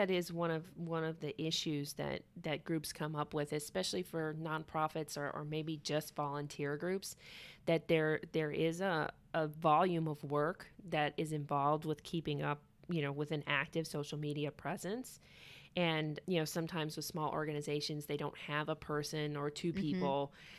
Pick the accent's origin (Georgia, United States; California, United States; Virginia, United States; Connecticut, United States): Georgia, United States; Atlanta; And I'm from originally from Atlanta.